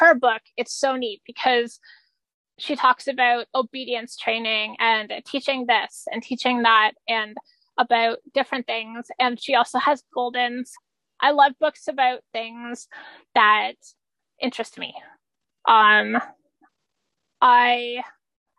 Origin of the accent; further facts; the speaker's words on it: Canada; I'm Canadian. I'm like the token Canadian in the group